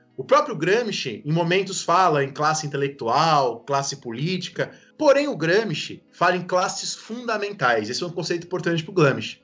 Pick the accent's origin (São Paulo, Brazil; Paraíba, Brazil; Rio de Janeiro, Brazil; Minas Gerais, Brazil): São Paulo, Brazil; eu nasci no Campo Limpo, na periferia, fui batizado na igreja do Largo 13, na zona sul de São Paulo. E quando eu era criança, o meu pai era professor